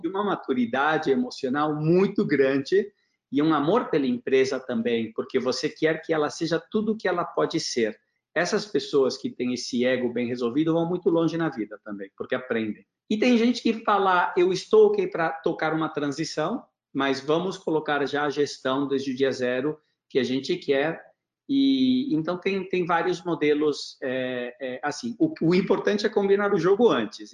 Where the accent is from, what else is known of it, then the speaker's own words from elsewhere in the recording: São Paulo, Brazil; moved away; also born or lived in Junín, Argentina / Porto Alegre, Brazil / Argentina / United States; mudamos para Porto Alegre, depois São Paulo, e eu cresci num prédio que fica aqui a 300 metros do escritório.